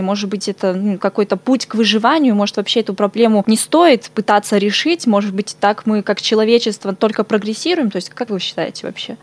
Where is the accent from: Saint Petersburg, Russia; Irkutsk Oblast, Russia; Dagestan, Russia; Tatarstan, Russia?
Irkutsk Oblast, Russia; Irkutsk; moved away as an adult; also born or lived in Far East (Russia); Сама сибирячка родилась и выросла в Иркутске